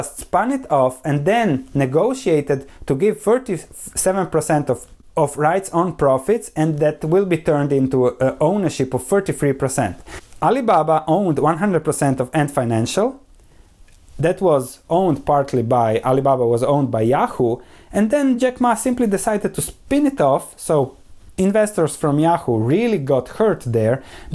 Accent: Croatia; where I come from Croatia

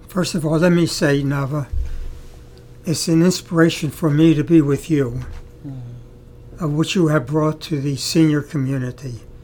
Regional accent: Baltimore, Maryland, United States; I come from Baltimore, Maryland. This was in the early 30s and 40s, early 40s, where there were no blacks in my community. I went to public school, junior high school, high school, called the Baltimore City College

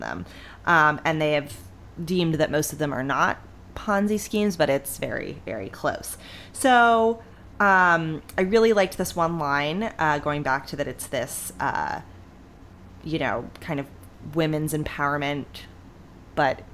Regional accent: Northeast Ohio, United States; growing up in Northeast Ohio

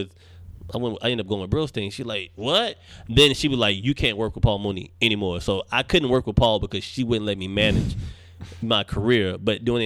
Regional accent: Charlotte, North Carolina, United States; moved away as an adult; now in Los Angeles, United States; I am from Charlotte, North Carolina, born and raised in the South.

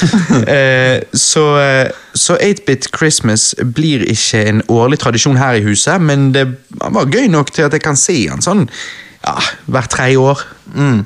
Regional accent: Norway; jeg er norsk.

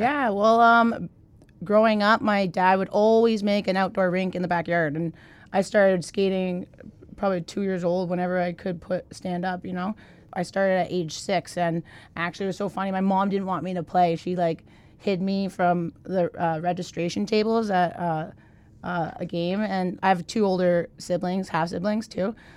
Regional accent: Mississauga, Ontario, Canada; moved away; I grew up in Canada, Mississauga, Ontario, which is fifteen minutes from Toronto

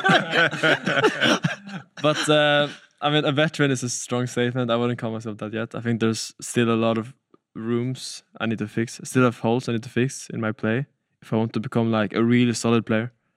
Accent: Stockholm, Stockholm County, Sweden; I come from Stockholm in Sweden

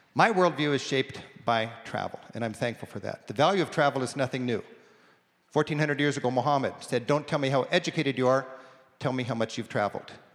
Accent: United States

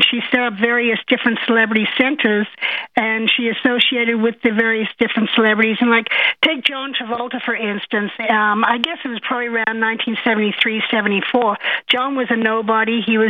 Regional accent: Australia; now in United States; I am from Australia.

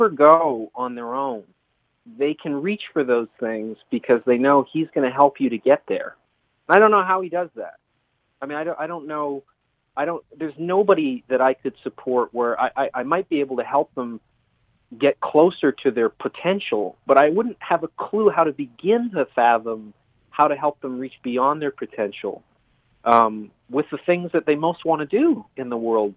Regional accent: Vancouver, British Columbia, Canada; moved away as an adult; now in New York, United States; where I grew up in Vancouver

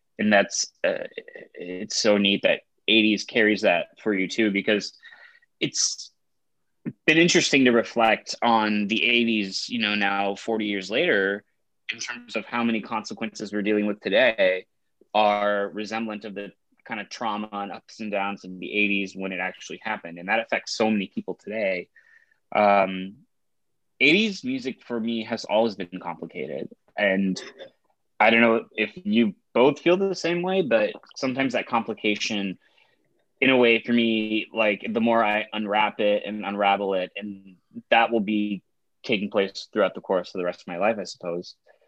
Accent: Texas, United States; I'm from Texas. I love country.

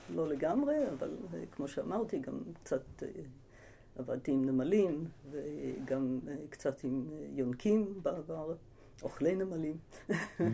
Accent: Ramat HaSharon, Central District, Israel; also born or lived in United States / Tel Aviv; נולדתי בארצות הברית, אני אמריקאית במקור. אה, הגעתי לארץ בגיל שמונה עם המשפחה

